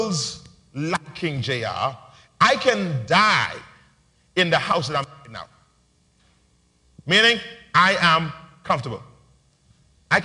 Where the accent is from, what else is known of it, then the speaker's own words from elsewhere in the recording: Nassau, New Providence, Bahamas; when I was growing up in Palm Beach Street